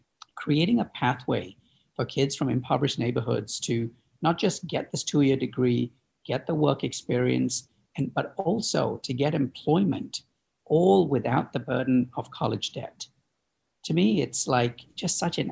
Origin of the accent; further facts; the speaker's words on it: Chicago, Illinois, United States; my hometown here in Chicago